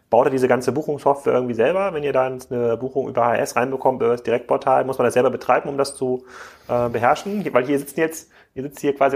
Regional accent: Erfurt, Thuringia, Germany; Erfurt, meine alte Heimatstadt.

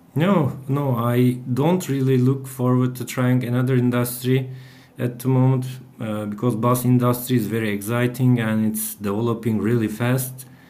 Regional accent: Bursa, Turkey; at the university in my hometown, Bursa.

